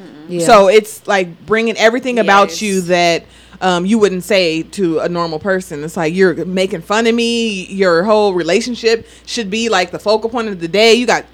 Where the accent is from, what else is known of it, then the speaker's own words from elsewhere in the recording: Las Vegas, Nevada, United States; I'm from Vegas